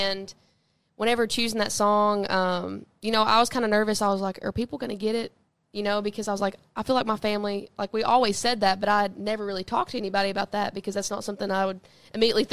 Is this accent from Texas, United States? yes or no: no; Southeast Tennessee, United States; growing up in Southeast Tennessee